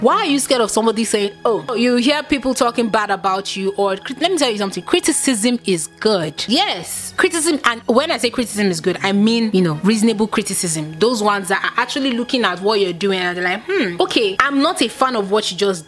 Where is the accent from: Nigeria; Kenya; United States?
Nigeria; as a Nigerian youth